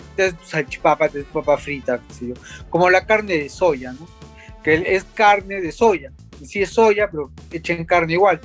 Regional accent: Peru; nosotros mismos que somos peruanos, que vivimos acá

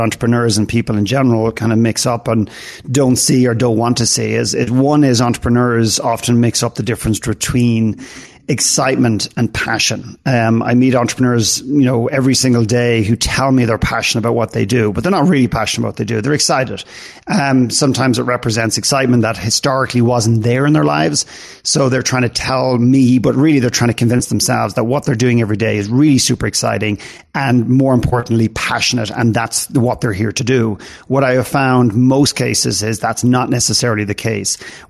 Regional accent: Ireland; also born or lived in Canada; now in United States; I lived in Canada for 9 years. I'm from Ireland originally, and I live and work here now.

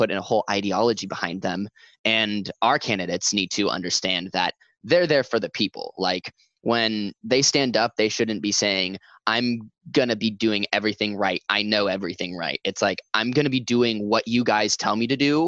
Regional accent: Central Point, Oregon, United States; also born or lived in Medford, Oregon; And I'm from Medford. I'm from Central Point.

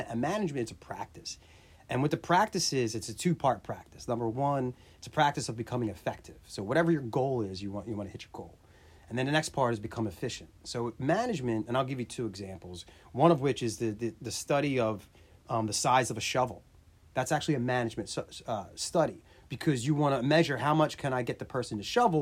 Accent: Williamstown, United States; I was from Williamstown

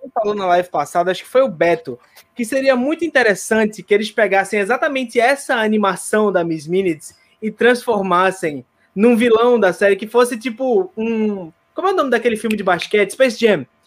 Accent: Recife, Pernambuco, Brazil; eu sou de Recife.

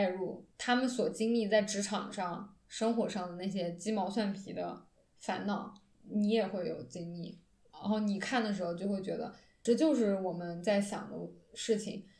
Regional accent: China; 我看韩剧是我作为一个中国人对精神代餐追求的一个结果。

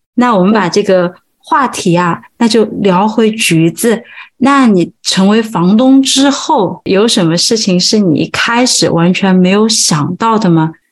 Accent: Sichuan, China; now in Dublin, Ireland; 我作为一个四川人，我做菜的时候还是很喜欢那种重油重辣，味道会很重的时候

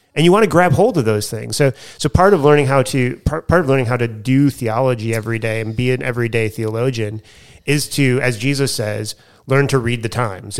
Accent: United States; now in Australia; I'm the American teaching the Australian culture course

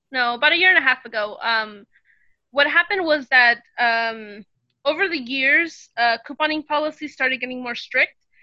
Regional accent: California, United States; now in Texas, United States; I am a Californian living in Texas

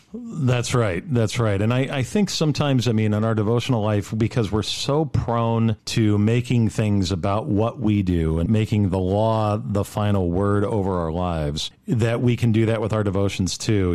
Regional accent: Rancho Cucamonga, California, United States; moved away as an adult; also born or lived in New York / Roxbury, New Jersey; I was raised here in Rancho Cucamonga

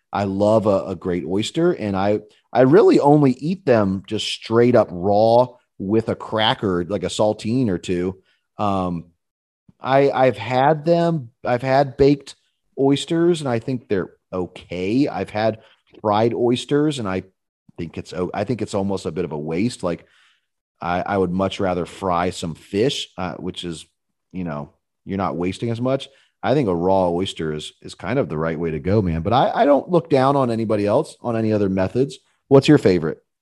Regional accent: Pittsburgh, Pennsylvania, United States; moved away; also born or lived in Auburn, Alabama; I grew up in Pittsburgh, Pennsylvania, where there's not a beach to be seen for many a mile

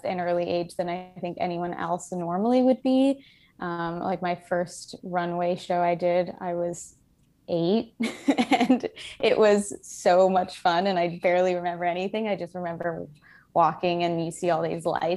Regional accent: Miami, Florida, United States; now in Brooklyn, United States; I'm from Miami, Florida

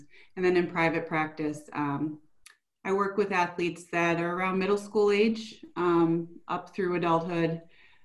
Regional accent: Buffalo, New York, United States; I grew up in the Buffalo area

